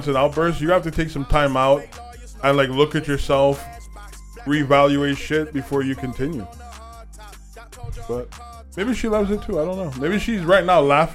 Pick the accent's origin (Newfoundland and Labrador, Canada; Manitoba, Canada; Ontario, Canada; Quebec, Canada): Quebec, Canada; Montreal; we from Montreal